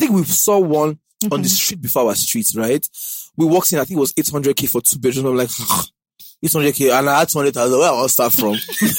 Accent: Warri, Delta, Nigeria; You came from Ondo or Akure, you came from Ibadan, I came from Warri.

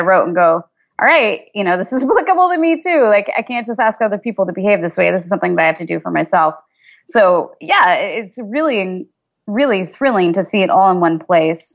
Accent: Kansas, United States; I grew up in Kansas

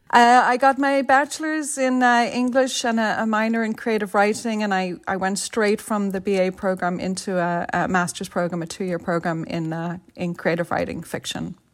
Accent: Dublin, Leinster, Ireland; moved away as an adult; now in San Francisco, United States; I'm from Vibbsborough, not, a stone's throw from Cabra.

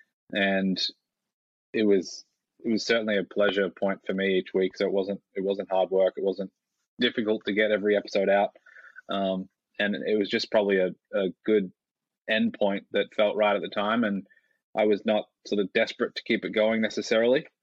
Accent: Australia; moved away; also born or lived in United States / Cayman Islands / Munich, Germany; I grew up in Australia and lived in the US for a while.

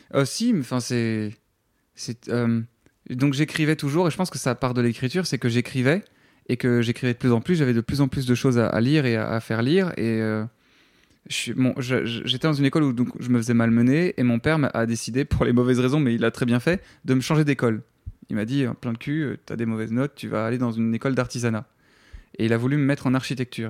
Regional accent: Namur, Wallonia, Belgium; moved away; also born or lived in Paris, France; en tant que Belge, tu quittes ton pays

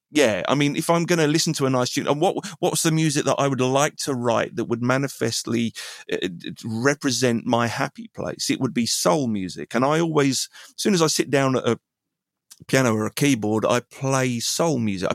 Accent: England, United Kingdom; I'm an Englishman and therefore I'm from these islands and I need to say something that is of these islands and is of my experience.

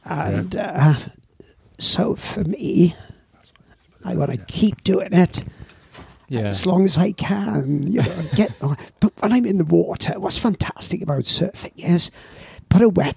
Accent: Swansea, Wales, United Kingdom; I went to school in grammar school at Swansea

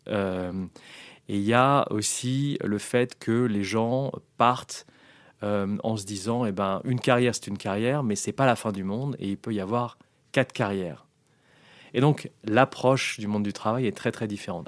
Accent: France; moved away as an adult; also born or lived in London; je rentre dans une boîte américaine en tant que Français

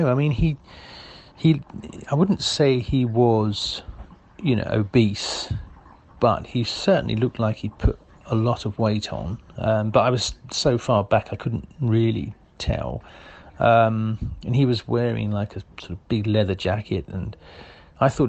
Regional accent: Epsom, South East England, United Kingdom; once again, I'm saying I'm from Epsom. I'm from Epsom.

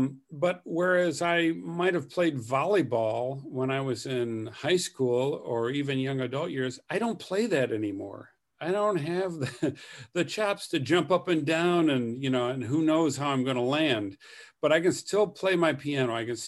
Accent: Michigan, United States; also born or lived in Flint / Sheboygan; so I was born in Flint, Michigan. And then the son of Salvation Army officers, we had several appointments. And they were all in Michigan

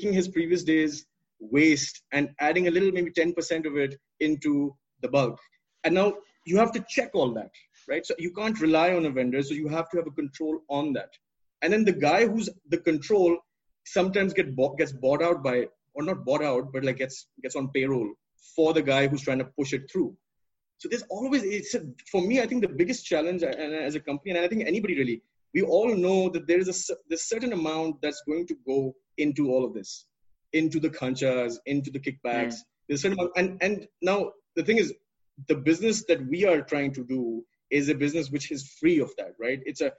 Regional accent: Pakistan; as a Pakistani growing up

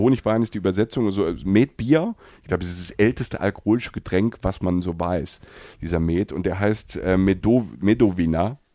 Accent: Germany; für uns Deutsche

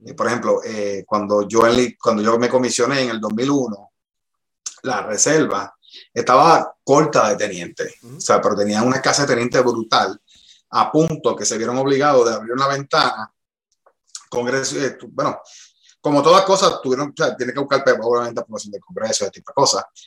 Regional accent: Bayamón, Puerto Rico; moved away as an adult; also born or lived in North Carolina; un chamaquito de Bayamón, tú sabes, este, nada, me crié en una organización en Riverview

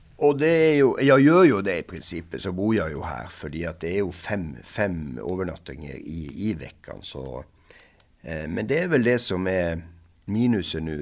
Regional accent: Norway; Swedish is a second language; also born or lived in Moss, Norway; Som norsk tränare

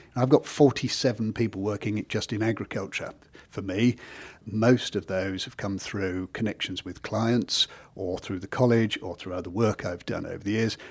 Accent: Kent, South East England, United Kingdom; moved away as an adult; now in Norfolk, United Kingdom; I've only been in Norfolk for the last nearly thirty years, so I'm still coming from Kent

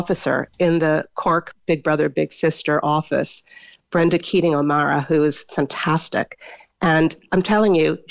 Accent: United States; I'm an older, I'm American

